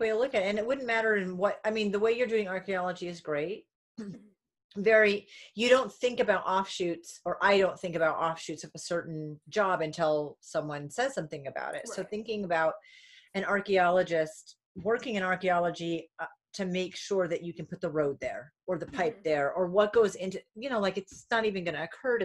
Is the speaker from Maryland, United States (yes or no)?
no; Warwick, Rhode Island, United States; also born or lived in Coventry, Rhode Island / Vermont; I'm originally from Rhode Island and Vermont.